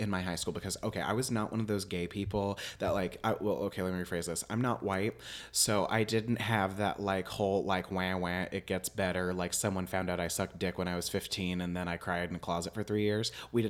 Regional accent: Springfield, Illinois, United States; I'm from Springfield, Illinois.

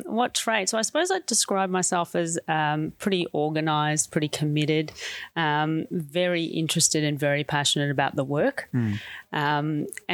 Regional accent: Sale, Victoria, Australia; moved away as an adult; now in Melbourne, Australia; I'm from Gippsland, which is about 2.5 hours or 3 hours east of here. And I went to a Mara school, actually, myself, in Sale

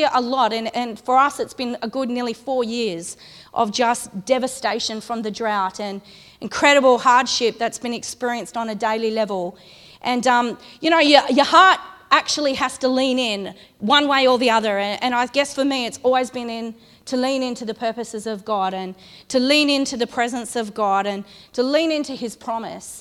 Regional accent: Condobolin, New South Wales, Australia; also born or lived in Ulladulla; I'm from Condobolin, which is outback New South Wales, about 500 kilometres that way.

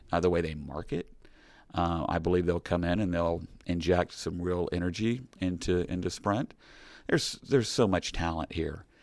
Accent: Kansas City, United States; I'm from Kansas City.

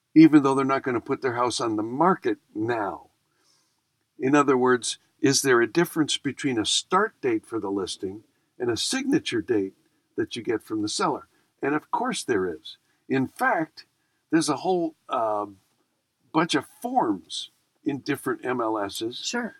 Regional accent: Buffalo, New York, United States; I grew up in Buffalo, and Buffalo's essentially the Midwest

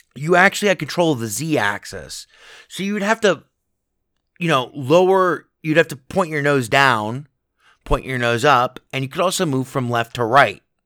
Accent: Las Vegas, Nevada, United States; my hometown, Las Vegas

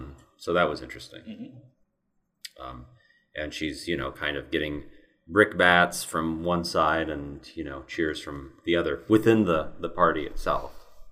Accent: Kansas, United States; I'll go out and say I'm from Kansas, so I'll support the Chiefs.

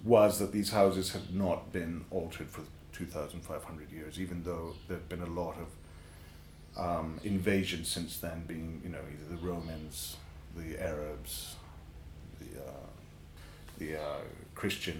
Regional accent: Morna Valley, Ibiza, Balearic Islands, Spain; I grew up in the Morne Valley

